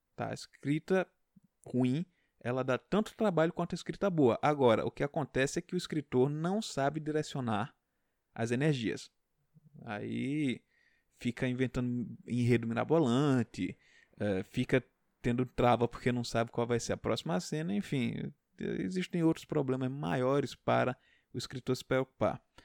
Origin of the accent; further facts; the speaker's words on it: Pernambuco, Brazil; não digo que sou pernambucano, até disfaço um pouco meu sotaque